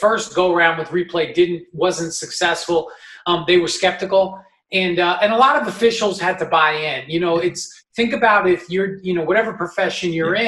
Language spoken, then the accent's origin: English; New York, United States; I'm from New York